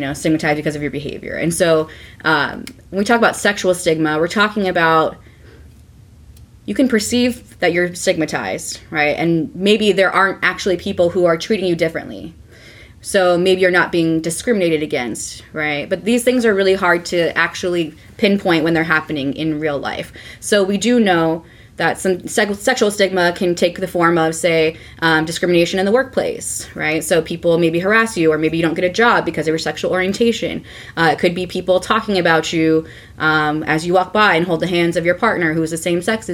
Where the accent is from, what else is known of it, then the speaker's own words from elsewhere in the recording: California, United States; I grew up in California, which is pretty liberal